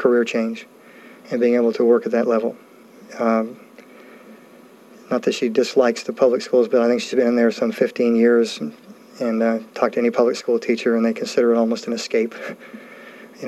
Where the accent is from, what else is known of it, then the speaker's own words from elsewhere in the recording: California, United States; moved away; I grew up in California